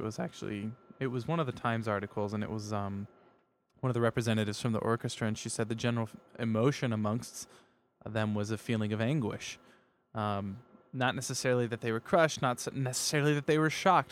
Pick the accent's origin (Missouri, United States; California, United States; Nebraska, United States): Nebraska, United States; Jackson; when I was a little boy growing up in Jackson, Nebraska